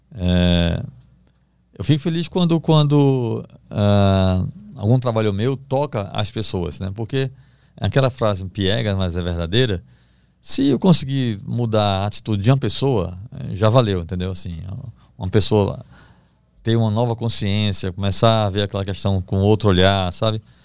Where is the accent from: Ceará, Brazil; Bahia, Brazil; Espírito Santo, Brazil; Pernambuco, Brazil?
Pernambuco, Brazil; Recife; moved away as an adult; also born or lived in Belém; now in São Paulo, Brazil; eu sou do Recife, cresci perto da praia